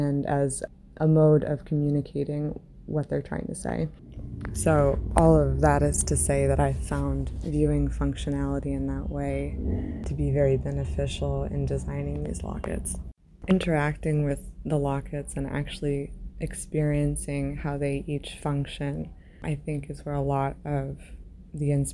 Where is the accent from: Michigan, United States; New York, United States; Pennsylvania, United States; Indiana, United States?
Indiana, United States; now in Delaware, United States; I'm originally from Indiana in the United States. I'm currently based out of Delaware in the US